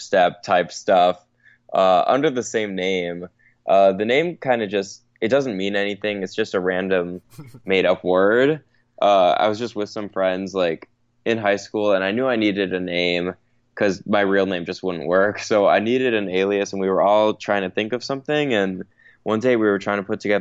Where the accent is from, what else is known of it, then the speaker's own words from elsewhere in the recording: Chicago, Illinois, United States; moved away as an adult; also born or lived in Tampa, Florida / London; now in Los Angeles, United States; I was born and raised in Chicago, lived there till I was 18, so I did everything through high school there